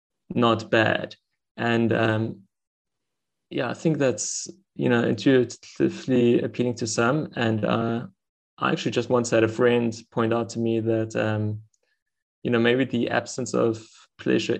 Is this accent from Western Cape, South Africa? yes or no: yes; Stellenbosch, Western Cape, South Africa; I'm from Stellenbosch in South Africa